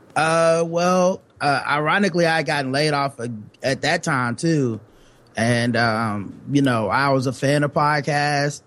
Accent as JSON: {"language": "English", "town": "Charlotte", "region": "North Carolina", "country": "United States", "said": "we're from Charlotte, North Carolina, yep. so uh, down south"}